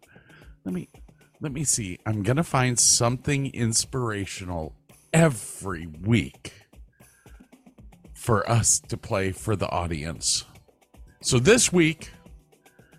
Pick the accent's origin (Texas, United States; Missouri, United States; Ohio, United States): Ohio, United States; Berea; I'm from Cleveland. Well, Berea, exactly